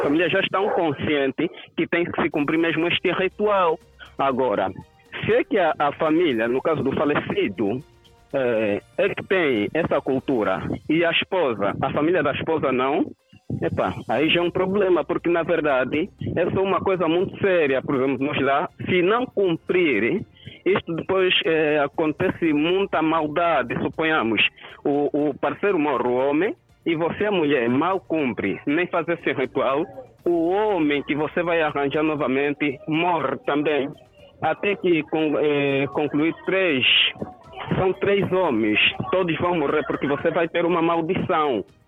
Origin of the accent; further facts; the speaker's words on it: Cuanza Sul, Angola; eu sou do Quanza Sul